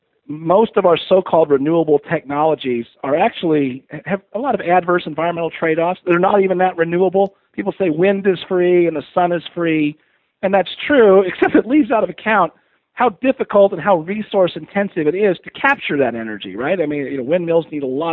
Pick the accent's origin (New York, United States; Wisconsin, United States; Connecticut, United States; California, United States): California, United States; Pasadena; I grew up in the Pasadena area in L.A. in the 60s and 70s